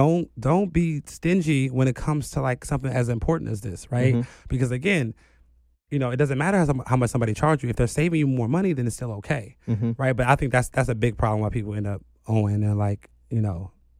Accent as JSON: {"language": "English", "town": "Chicago", "region": "Illinois", "country": "United States", "said": "Like, coming into my career, I'm still from the South Side of Chicago, and I understand poverty"}